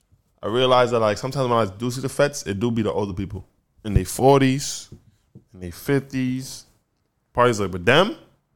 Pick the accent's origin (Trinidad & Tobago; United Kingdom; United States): Trinidad & Tobago; I'm Trinidadian